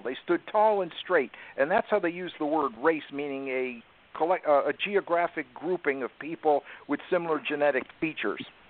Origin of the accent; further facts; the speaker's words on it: the North, United States; I'm from the North